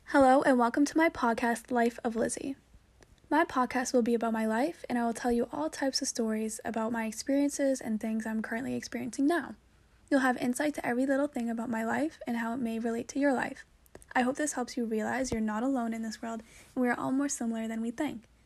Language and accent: English; Braintree, Massachusetts, United States; she's from my hometown, actually, shout out to Rose. We're both from Braintree.